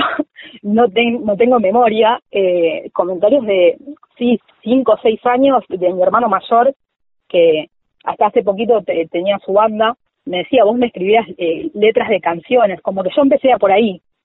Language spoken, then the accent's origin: Spanish; Villa Martelli, Buenos Aires Province, Argentina; yo soy de Villa Martelli, eh, partido Vicente López, eh, ahí muy cerquita de Tecnópolis, de toda la vida. vivo acá y nací acá